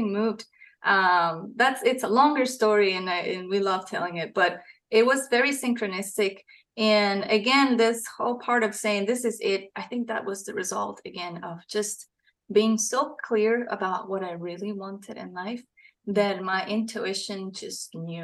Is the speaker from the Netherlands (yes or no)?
no; Costa Rica; moved away as an adult; now in Tennessee, United States; I am from Costa Rica.